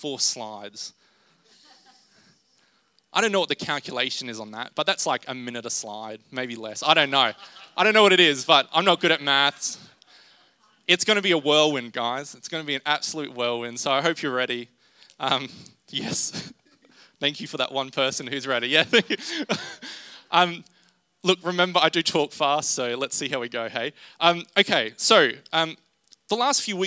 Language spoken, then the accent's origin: English; Rockhampton, Queensland, Australia; I'm from Rockhampton